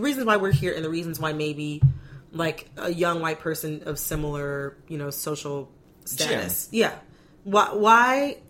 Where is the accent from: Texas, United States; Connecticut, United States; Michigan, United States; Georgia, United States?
Michigan, United States; Farmington Hills; accent: Midwestern; moved away as an adult; also born or lived in Washington, D.C.; now in Brooklyn, United States; I'm from a suburb. The name of my hometown is Farmington Hills